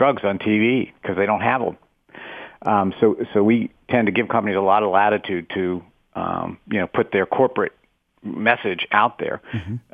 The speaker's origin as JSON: {"language": "English", "region": "West Virginia", "country": "United States", "said": "I'm from West Virginia"}